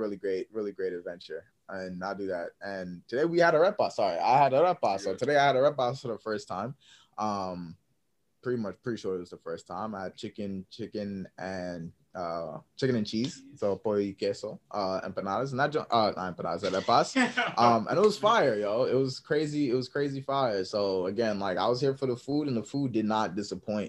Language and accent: English; New York, United States; growing up in New York